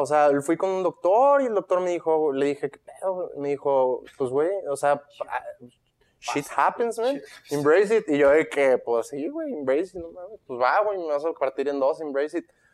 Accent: Monterrey, Nuevo León, Mexico; also born or lived in Guadalajara, Jalisco, Mexico; me mudo a Monterrey y con toda mi familia a los 10 años

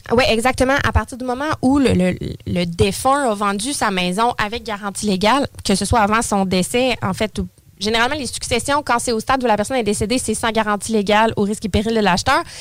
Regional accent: Saint-Apollinaire, Quebec, Canada; born or raised there; now in Lévis, Canada

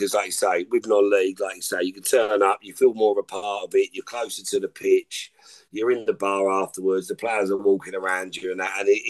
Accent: North West England, United Kingdom; accent: Scouse; I've lost my accent, my Scouse accent, but.

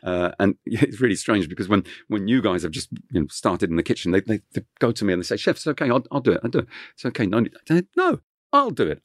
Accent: Kent, South East England, United Kingdom; first language French; English is a second language; growing up in Kent, uh, w-, was just wonderful because it, it was in the countryside.

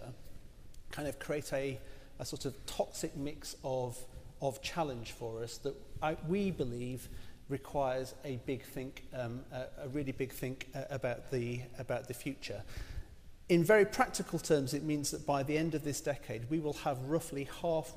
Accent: Rotherham, Yorkshire and the Humber, United Kingdom; moved away; also born or lived in Barking and Dagenham, London; I grew up actually in Rotherham in South Yorkshire in the 70s and 80s

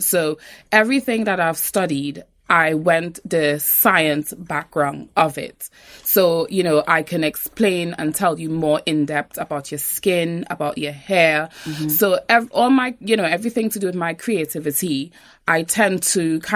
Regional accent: Trinidad & Tobago; moved away as an adult; Born and raised in Trinidad. My dad is Trinidadian. My mom is from St. Vincent and the Grenadines. So I've had, you know, a bit of both. But yes, born and raised in Trinidad

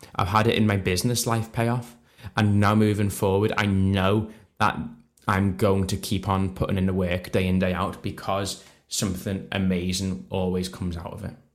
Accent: Liverpool, North West England, United Kingdom; So I'm not from Manchester, I'm from Liverpool myself

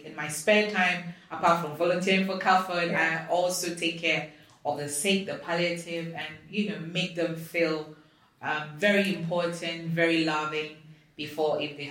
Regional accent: Ghana; I'm from Africa, I'm from Ghana.

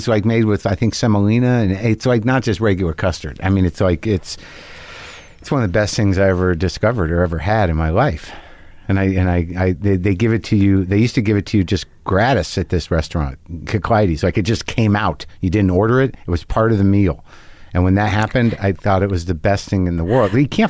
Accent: Albuquerque, New Mexico, United States; I grew up in Albuquerque.

